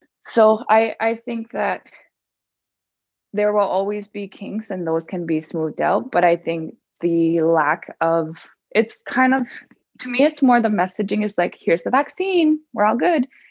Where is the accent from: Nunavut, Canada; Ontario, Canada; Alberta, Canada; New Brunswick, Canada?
Nunavut, Canada; Baker Lake; my hometown, Baker Lake